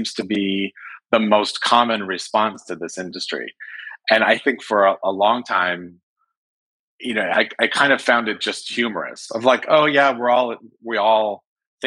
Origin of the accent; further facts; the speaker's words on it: Lake Tahoe, California, United States; moved away as an adult; also born or lived in San Francisco / Los Angeles; I'm from Northern California. I'm from Lake Tahoe. And I grew up in a family of construction